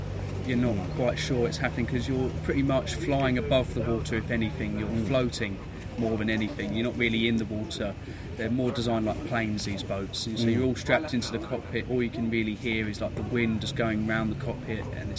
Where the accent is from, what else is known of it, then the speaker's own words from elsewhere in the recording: Maidstone, South East England, United Kingdom; I'm from Maidstone in Kent.